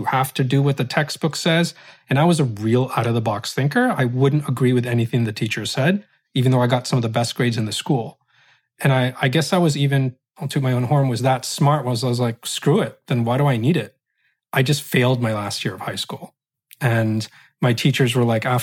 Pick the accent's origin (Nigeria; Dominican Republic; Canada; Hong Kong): Canada; I was Muslim, Roman Catholic, Iraqi, Filipino, growing up in Canada